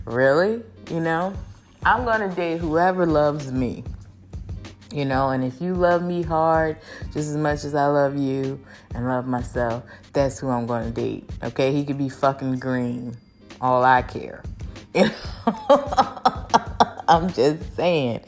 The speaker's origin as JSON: {"language": "English", "country": "United States", "said": "I'm American girl"}